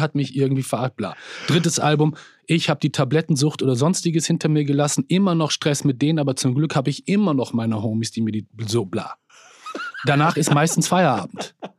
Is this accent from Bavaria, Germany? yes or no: no; Bielefeld, North Rhine-Westphalia, Germany; ich komme aus Bielefeld, einer Provinzstadt in Nordrhein-Westfalen